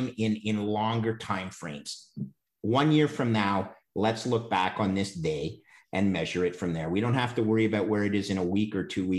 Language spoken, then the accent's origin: English; Canada; as a Canadian